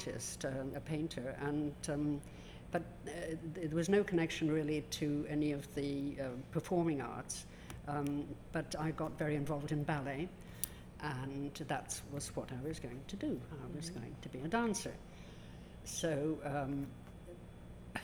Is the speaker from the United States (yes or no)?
no; Dublin, Leinster, Ireland; I grew up in Dublin, in a suburb of the city